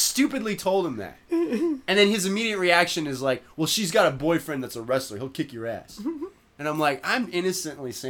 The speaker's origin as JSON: {"language": "English", "town": "Modesto", "region": "California", "country": "United States", "moved": "yes", "said": "I'm from Modesto, where it's like a combination of shit kickers and like cool people and like drug addicts"}